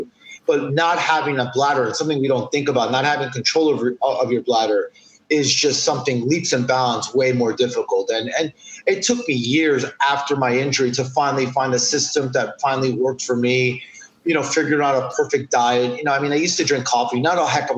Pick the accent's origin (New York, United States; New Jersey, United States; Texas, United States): New York, United States; New York City; I'm born and raised in New York City, specifically right down the block from Times Square